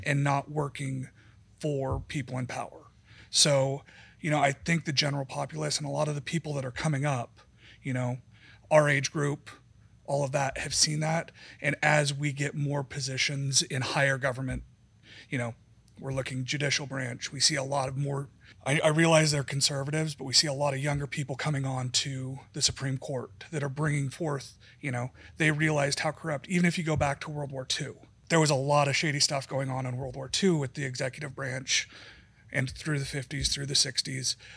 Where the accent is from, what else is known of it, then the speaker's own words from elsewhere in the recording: Wyoming, United States; I grew up in Wyoming.